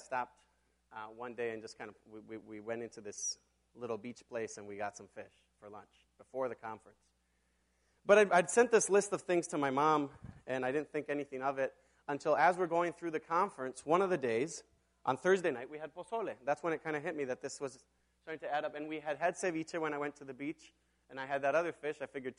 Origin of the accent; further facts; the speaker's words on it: Mexico; now in Minneapolis, United States; And I grew up in Mexico, and I got to go back to Mexico a little bit over a week ago.